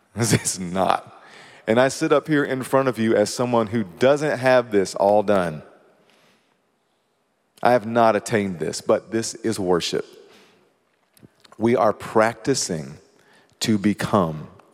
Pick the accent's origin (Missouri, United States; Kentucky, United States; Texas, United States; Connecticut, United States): Kentucky, United States; I mean, I came from Kentucky